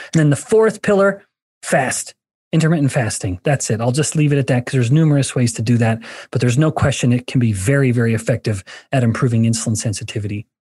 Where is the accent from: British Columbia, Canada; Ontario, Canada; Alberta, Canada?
Alberta, Canada; moved away; I'm from Alberta, a native Canadian